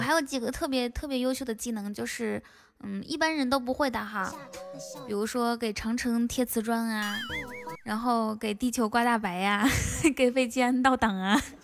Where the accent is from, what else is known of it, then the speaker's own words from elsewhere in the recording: Ganqika, Inner Mongolia, China; now in Shanghai, China; 我才不是海拉尔人呢，我是内蒙古自治区科尔沁左翼后旗甘旗卡镇满斗村的。